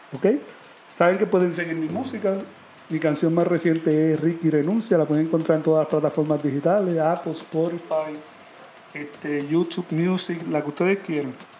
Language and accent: Spanish; Puerto Rico; nosotros como puertorriqueños